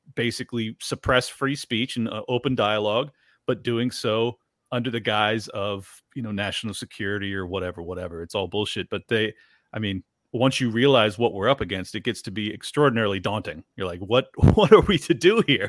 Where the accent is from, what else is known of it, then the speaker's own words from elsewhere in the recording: San Diego, California, United States; I grew up in San Diego and had a lot of Mexican friends